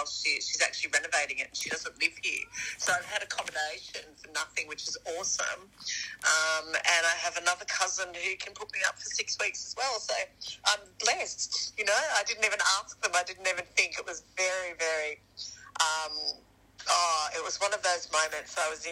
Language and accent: English; Australia; I'm Australian.